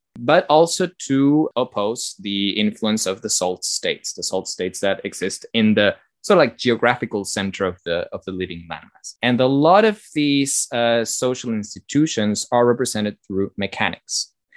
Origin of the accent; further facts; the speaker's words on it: Argentina; I'm from Argentina